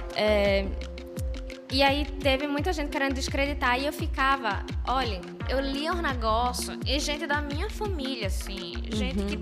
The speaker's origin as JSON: {"language": "Portuguese", "town": "Recife", "region": "Pernambuco", "country": "Brazil", "moved": "as an adult", "lives_now": "Italy", "said": "Sou de Recife"}